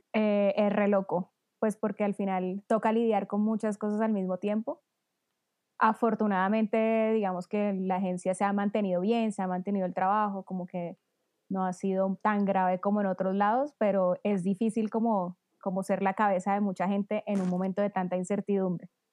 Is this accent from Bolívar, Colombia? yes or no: yes; Cartagena, Bolívar, Colombia; Yo que soy de Cartagena, pura águila toda mi vida.